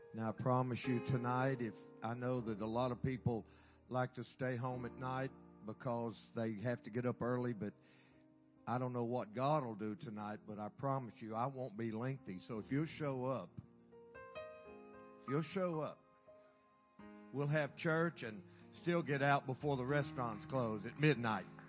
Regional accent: Carthage, Texas, United States; I'm from Texas, Carthage, Carthage, my hometown.

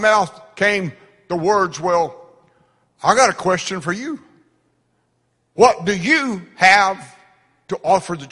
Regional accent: United States; we're American

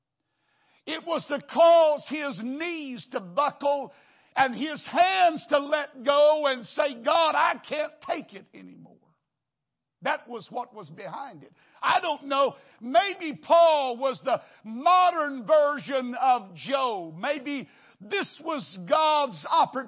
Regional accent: Wichita Falls, Texas, United States; now in Houston, United States; I grew up in a little church in Wichita Falls.

